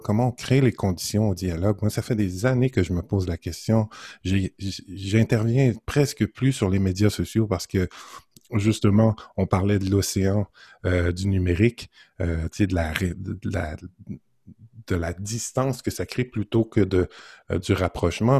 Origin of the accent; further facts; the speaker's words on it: Montreal, Quebec, Canada; j'ai grandi à Montréal jusqu'à l'âge de 30 ans. Et là, je suis en région depuis maintenant 19 ans